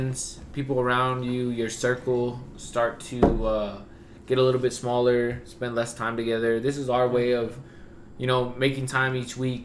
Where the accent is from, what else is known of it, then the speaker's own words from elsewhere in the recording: Albuquerque, New Mexico, United States; we're from Albuquerque, New Mexico